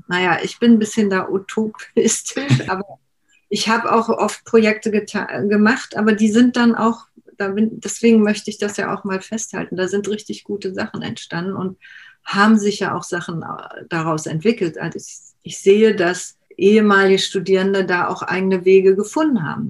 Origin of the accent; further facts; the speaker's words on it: Berlin, Germany; ich bin ja in Berlin geboren